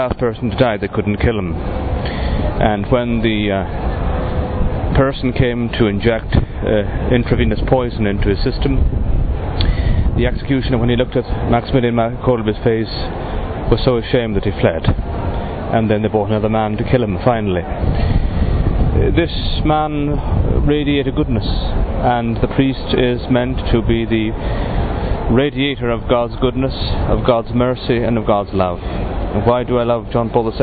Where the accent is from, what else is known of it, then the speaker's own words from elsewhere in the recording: Dublin, Leinster, Ireland; now in Cuenca, Spain; I'm an Irish priest. I was born in Dublin, but I'm working in the Diocese of Cuenca, Spain